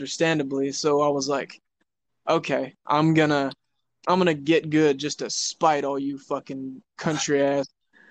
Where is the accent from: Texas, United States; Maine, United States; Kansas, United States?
Kansas, United States; Independence; I was born in Independence, Kansas. It's a town of maybe 7,000, 8,000 people. I had an abusive father. My mother wasn't really good. So, I mean, I was growing up